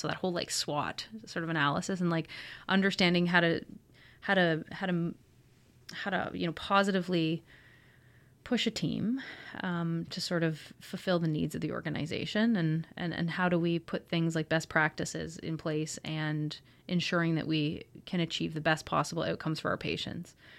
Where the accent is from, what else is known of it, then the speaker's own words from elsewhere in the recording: Kingston, Ontario, Canada; moved away; So Kingston is my hometown. I was raised here